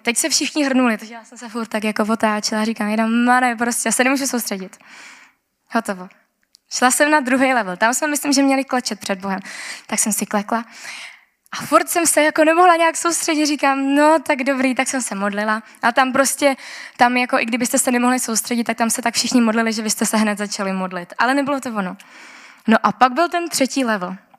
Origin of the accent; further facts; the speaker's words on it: Czechia; já jsem z Česka